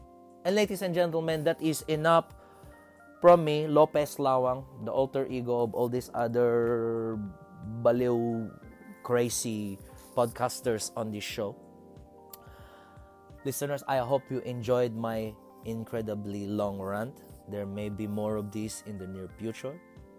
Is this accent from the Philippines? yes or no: yes; Philippines; now in Australia; Consoling in my roots as a Filipino, and you know, a bit of social commentary for what it means to be that in a country known as Australia.